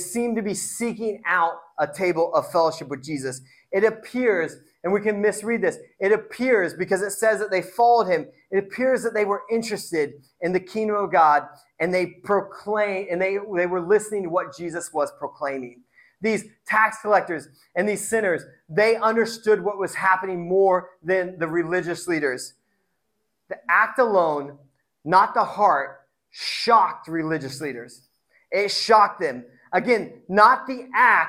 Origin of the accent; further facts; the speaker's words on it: Indiana, United States; now in Tacoma, United States; I grew up in Indiana, so it's like everyone's a Christian